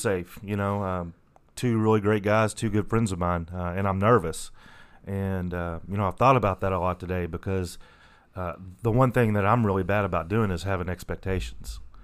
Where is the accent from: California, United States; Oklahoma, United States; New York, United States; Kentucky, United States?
Kentucky, United States; La Grange; So I grew up in in um, Lagrange, about 20, 20 25 miles uh, northeast of Louisville.